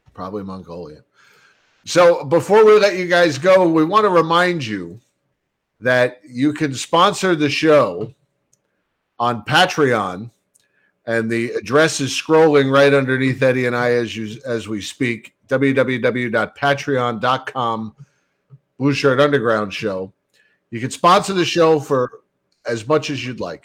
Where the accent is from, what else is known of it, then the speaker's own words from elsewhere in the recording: Bayonne, New Jersey, United States; Growing up in Bayonne, we didn't have fireplaces, so the Yule log was all we had